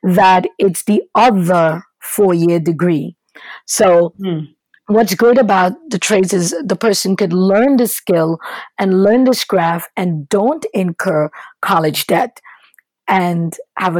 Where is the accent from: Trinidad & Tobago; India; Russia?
Trinidad & Tobago; moved away as an adult; now in United States; originally, my education started in Trinidad and Tobago. I'm from the Caribbean